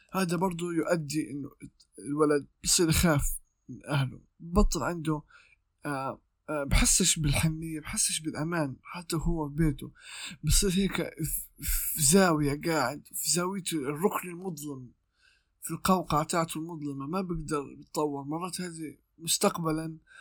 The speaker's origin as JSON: {"language": "Arabic", "town": "Gaza", "region": "Gaza Strip", "country": "Palestine", "said": "عندنا في غزة"}